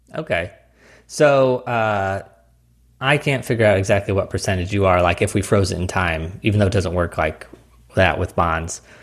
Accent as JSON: {"language": "English", "region": "Missouri", "country": "United States", "tie": "born or raised there", "also_born_or_lived": "New York", "moved": "yes", "lives_now": "Phoenix, United States", "said": "I grew up in Missouri"}